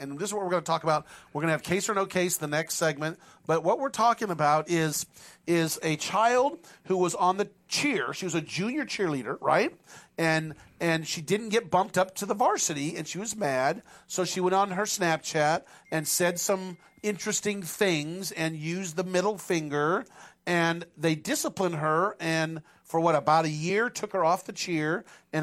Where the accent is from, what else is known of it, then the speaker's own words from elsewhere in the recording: Penryn, California, United States; I grew up in Penryn